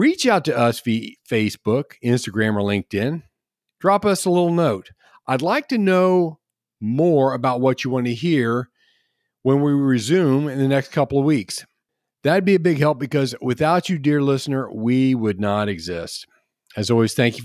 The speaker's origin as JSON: {"language": "English", "town": "Cincinnati", "region": "Ohio", "country": "United States", "moved": "yes", "lives_now": "Florida, United States", "said": "I'm from Cincinnati"}